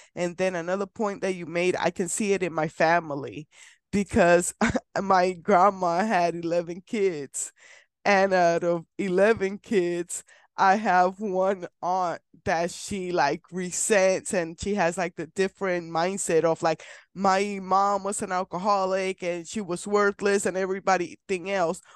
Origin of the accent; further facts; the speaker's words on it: Puerto Rico; now in Kansas, United States; I'm from Puerto Rico, so my family's in Puerto Rico and I live in Kansas